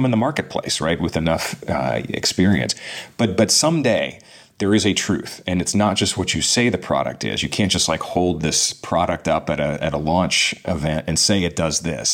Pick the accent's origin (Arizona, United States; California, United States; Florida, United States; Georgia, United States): California, United States; Pasadena; now in San Diego, United States; Grew up in Southern California, Pasadena area, and hills of the San Gabriel Mountains